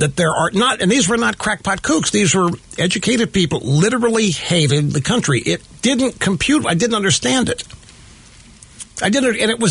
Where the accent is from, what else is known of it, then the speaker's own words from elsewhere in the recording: Missouri, United States; moved away; also born or lived in Sacramento / New York; I grew up in the Midwest in Missouri